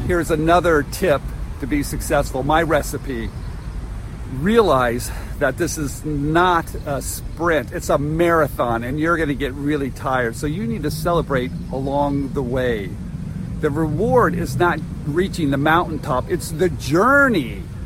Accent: Santa Clara, California, United States; I'm in my hometown of Santa Clara, California

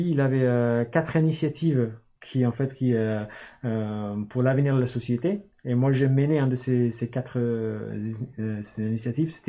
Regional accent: Newcastle, North East England, United Kingdom; French is a second language; moved away as an adult; also born or lived in Oxford; je suis, né en Angleterre. je viens du nord de l'Angleterre. Et euh, puis après, euh, j'ai grandi à Newcastle fais 18 ans. Je suis parti euh, au sud, à Oxford, pour faire mes études.

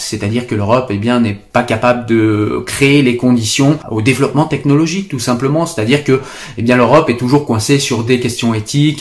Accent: France; chez nous en France

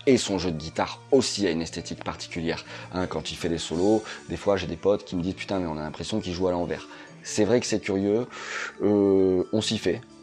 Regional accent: France; chez nous en France

